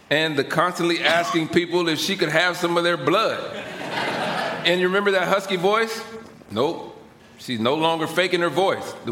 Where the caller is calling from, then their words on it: Middleborough, Massachusetts, United States; I'm from Middleborough, Massachusetts.